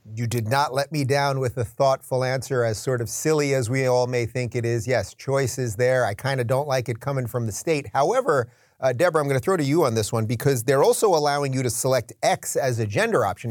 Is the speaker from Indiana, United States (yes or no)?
no; New York, United States; moved away as an adult; what once was my hometown state of New York